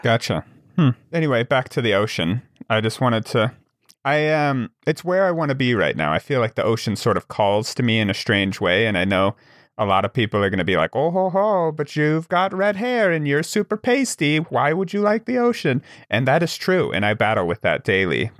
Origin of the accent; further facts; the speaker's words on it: Wyoming, United States; growing up in Wyoming